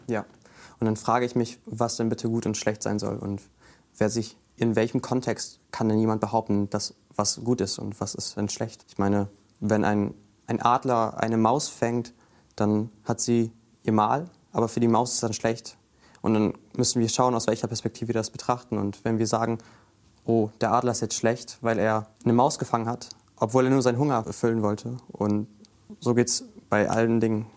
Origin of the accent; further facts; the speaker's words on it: Bremen, Germany; ich komme aus Grüppelingen